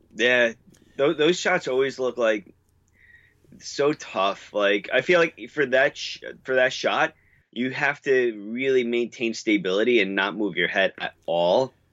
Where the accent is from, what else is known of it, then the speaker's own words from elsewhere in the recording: New York, United States; I'm from New York